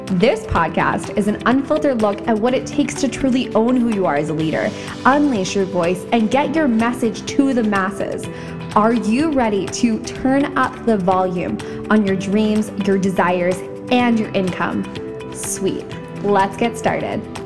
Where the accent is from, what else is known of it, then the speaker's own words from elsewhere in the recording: Canada; I'm Canadian, hello, I am Canadian